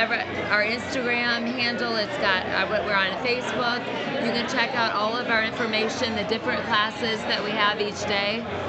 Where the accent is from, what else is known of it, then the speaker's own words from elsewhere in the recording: Berkeley, California, United States; I grew up in Berkeley. My grandmother lived on Bacon